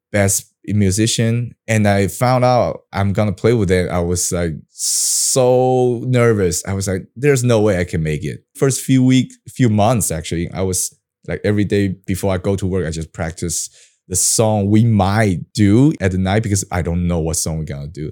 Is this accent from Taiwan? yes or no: yes; Taiwan; English is a second language; I have, like, a Taiwan style of English education, I go to Bushibang